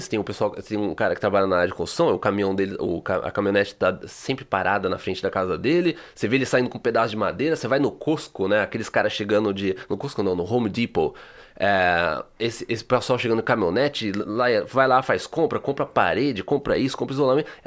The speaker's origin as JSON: {"language": "Portuguese", "country": "Brazil", "tie": "born or raised there", "moved": "yes", "said": "Eu, eu cresci assim no Brasil."}